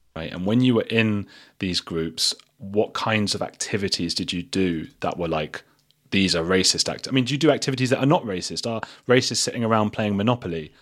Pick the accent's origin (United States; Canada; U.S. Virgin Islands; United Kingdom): United Kingdom; England; I'm English